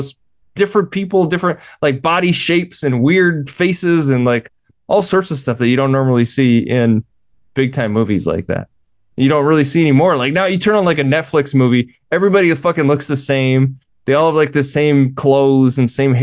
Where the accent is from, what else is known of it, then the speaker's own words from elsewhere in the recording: Minnesota, United States; I'm from Minnesota